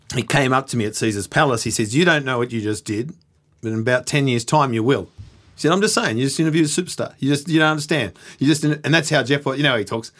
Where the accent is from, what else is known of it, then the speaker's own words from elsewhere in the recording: Australia; being an Australian at the M G M